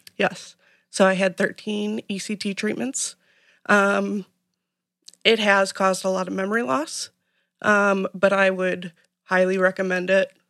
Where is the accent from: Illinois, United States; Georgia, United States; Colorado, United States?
Illinois, United States; Manhattan; I grew up in Manhattan, Illinois